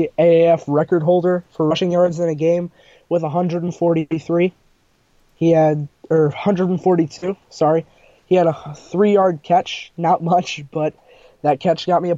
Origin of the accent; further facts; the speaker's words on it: Maryland, United States; I'm coming from Maryland.